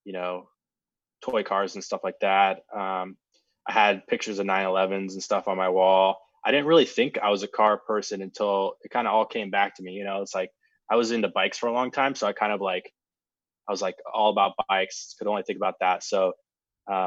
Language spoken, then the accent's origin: English; Auburn, Washington, United States; also born or lived in North Dakota / Seattle; I grew up in Auburn, Washington